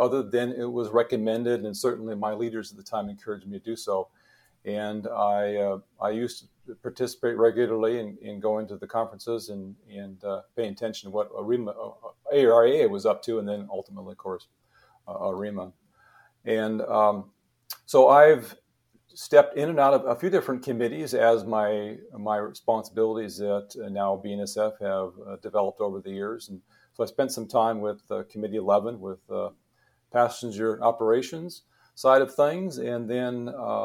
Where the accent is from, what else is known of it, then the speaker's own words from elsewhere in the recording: Montana, United States; I'm originally from Montana. Yeah, I grew up there